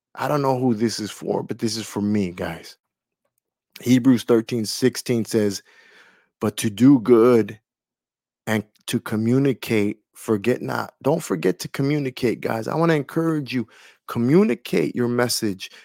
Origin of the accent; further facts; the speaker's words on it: California, United States; moved away; my home state of California